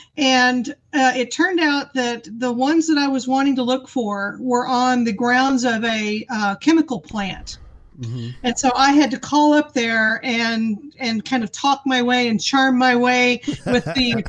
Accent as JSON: {"language": "English", "region": "Texas", "country": "United States", "said": "I'm from Texas, right?"}